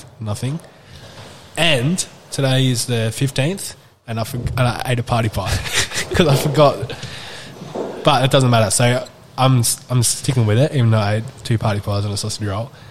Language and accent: English; Wandong, Victoria, Australia; where we grew up in Wandong